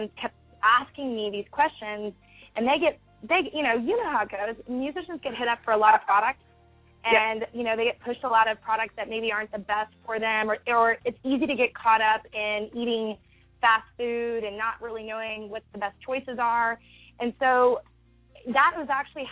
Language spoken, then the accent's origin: English; Texas, United States; Growing up in Texas